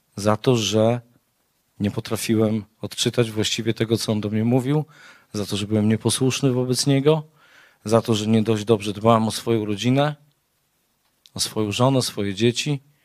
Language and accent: Polish; Białystok, Podlaskie Voivodeship, Poland; Też jestem z Białegostoku